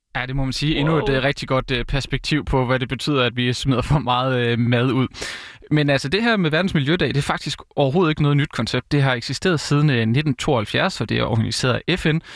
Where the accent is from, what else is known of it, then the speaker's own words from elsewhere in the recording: Vejle, Southern Denmark, Denmark; moved away as an adult; also born or lived in Odense; Jeg er jo fra Vejle og har også læst i Vejle